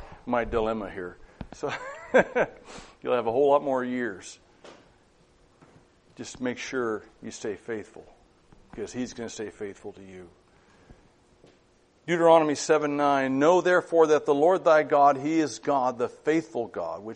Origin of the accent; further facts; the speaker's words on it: Madras, Oregon, United States; moved away; I had a summer job back in my hometown of Madras.